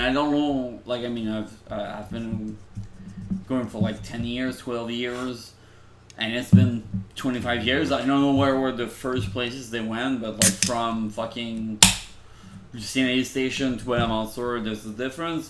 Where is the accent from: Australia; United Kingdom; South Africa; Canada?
Canada; Laval, Quebec; Laval, which was my hometown.